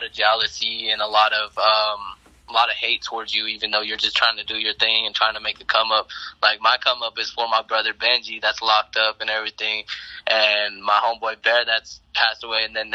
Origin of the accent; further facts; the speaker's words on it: Denver, Colorado, United States; I'm from Colorado